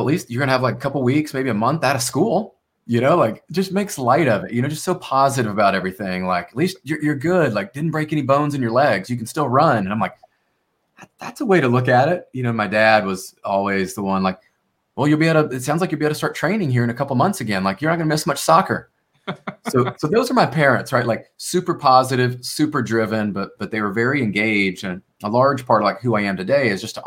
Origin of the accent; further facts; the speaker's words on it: Memphis, Tennessee, United States; I grew up in Memphis, Tennessee